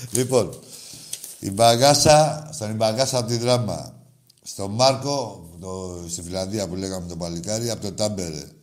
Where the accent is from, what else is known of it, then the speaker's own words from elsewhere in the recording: Tsilivi, Ionian Islands, Greece; Εμεί είμαστε από το Τσιλιβί. Δεν λέει βάγει εκεί.